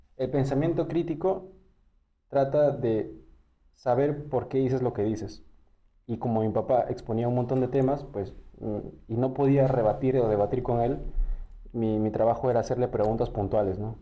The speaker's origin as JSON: {"language": "Spanish", "region": "Callao", "country": "Peru", "said": "yo, que soy del Callao"}